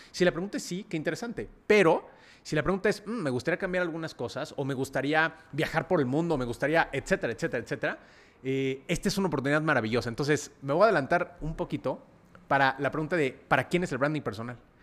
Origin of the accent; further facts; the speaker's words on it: Mexico City, Mexico; nací en la Ciudad de México